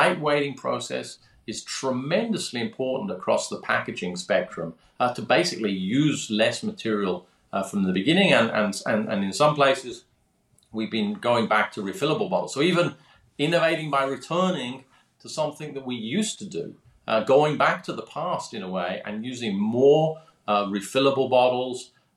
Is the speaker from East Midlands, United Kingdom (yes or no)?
no; Birmingham, West Midlands, United Kingdom; moved away; also born or lived in London; I grew up in Birmingham, that's Birmingham, England, not Birmingham, Alabama